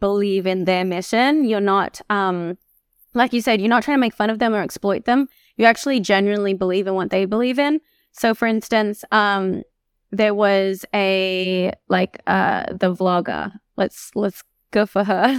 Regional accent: Australia; moved away as an adult; a nine-hour train to get to my hometown

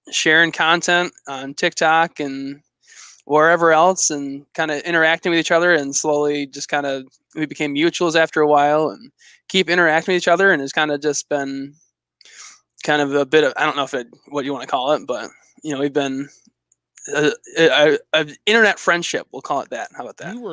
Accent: Michigan, United States; So I lived right on the border with Canada, in a town called Sault Ste. Marie.

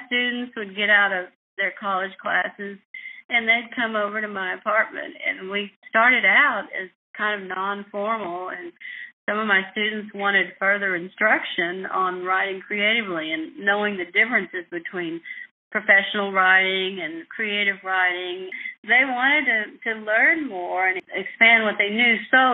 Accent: West Texas, United States; growing up in West Texas

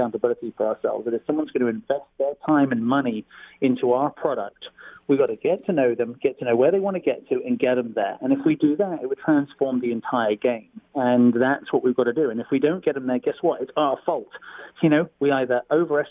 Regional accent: Stratford-upon-Avon, West Midlands, United Kingdom; moved away as an adult; also born or lived in California; now in Folsom, United States; I'm from Stratford-on-Avon, where Shakespeare is born

